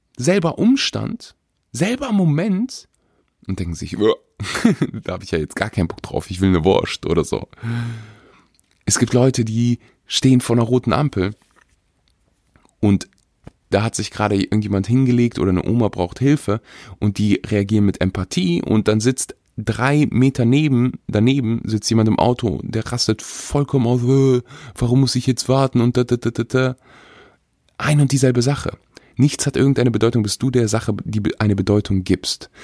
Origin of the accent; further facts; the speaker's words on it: Weeze, North Rhine-Westphalia, Germany; moved away; wo, wo ich aufgewachsen bin